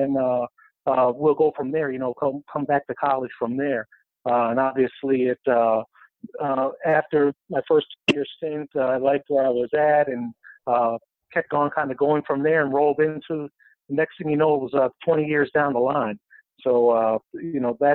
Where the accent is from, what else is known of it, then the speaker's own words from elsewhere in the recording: Pennsylvania, United States; moved away as an adult; also born or lived in South Carolina; I grew up in Pennsylvania